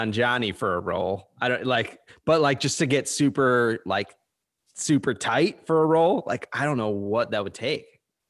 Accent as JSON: {"language": "English", "region": "New Jersey", "country": "United States", "said": "I'm from Jersey."}